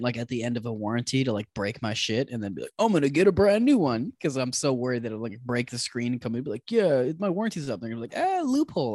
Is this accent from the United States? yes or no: no; Canada; We're two Canadian guys